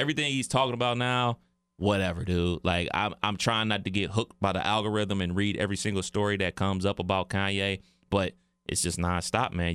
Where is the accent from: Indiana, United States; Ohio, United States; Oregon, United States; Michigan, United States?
Ohio, United States; Cleveland; moved away; my hometown of Cleveland, Ohio